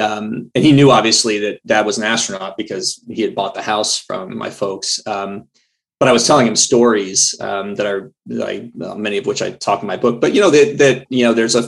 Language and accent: English; Houston, Texas, United States; moved away as an adult; I took the time to go to the home I grew up in Houston.